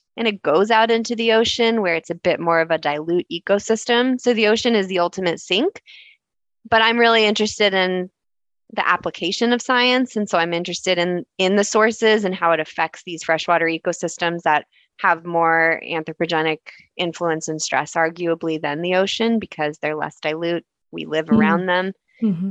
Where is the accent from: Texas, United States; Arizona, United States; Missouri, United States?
Arizona, United States; Tucson; now in Toronto, Canada; I grew up in Tucson, Arizona, uh, in the desert.